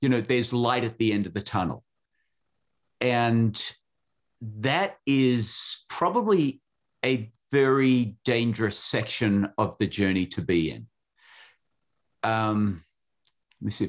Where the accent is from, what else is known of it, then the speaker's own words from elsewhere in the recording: Western Australia, Australia; now in United States; The state that I was born in was called Western Australia